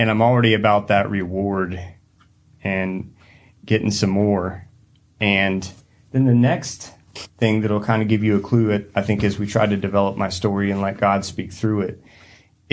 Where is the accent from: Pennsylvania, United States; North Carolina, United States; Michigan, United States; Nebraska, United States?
North Carolina, United States; Hendersonville; moved away; also born or lived in Lincoln; I grew up in Hendersonville, North Carolina, East Coast